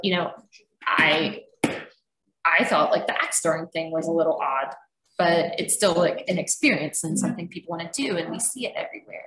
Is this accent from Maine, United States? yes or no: no; Georgia, United States; now in Louisville, United States; we're from Georgia